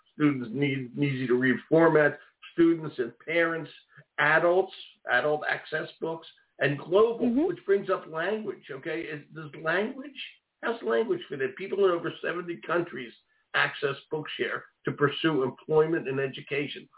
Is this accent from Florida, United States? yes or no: no; Philadelphia, Pennsylvania, United States; accent: Philly; that's my Philly accent.